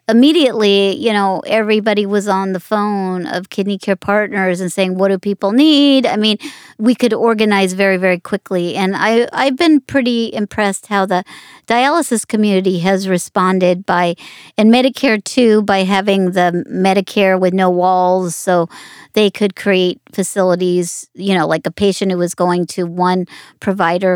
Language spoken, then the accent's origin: English; Las Vegas, Nevada, United States; I grew up in Las Vegas.